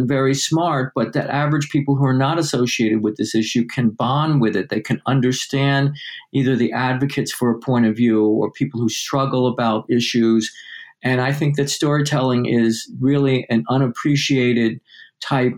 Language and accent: English; Newark, New Jersey, United States; I was born in Newark, New Jersey to parents who were Jewish. I grew up in a Jewish household